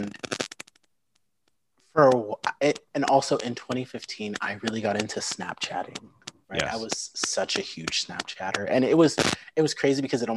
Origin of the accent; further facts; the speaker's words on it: Lincoln, Nebraska, United States; also born or lived in St. Louis, Missouri / Sioux Falls, South Dakota / Omaha, Nebraska; we lived there for a couple years and then moved to Lincoln in May of 2000, just a couple months before I turned five.